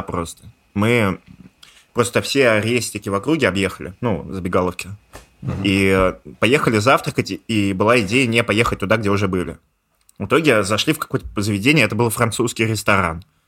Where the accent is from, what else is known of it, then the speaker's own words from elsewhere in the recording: Russia; moved away as an adult; also born or lived in Georgia; now in Thailand; я не грузин, я типа русский